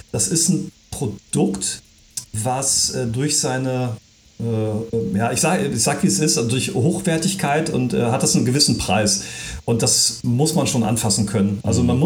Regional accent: Viersen, North Rhine-Westphalia, Germany; ich, ich komme ja hier aus der Ecke. Ja. Ähm, wir, wir, sind zwar ja. in Saarstedt äh, gemeldet, aber äh, Ben ist in Saarstedt. Äh, ich bin äh, in Viersen bei Düsseldorf.

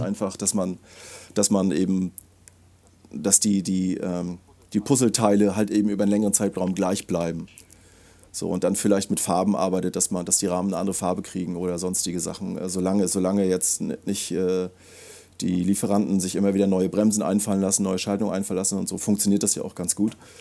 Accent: Schwerin, Mecklenburg-Vorpommern, Germany; geboren 1976 in, äh, in Schwerin. Also ich habe Migrationshintergrund, komme komm aus dem Osten

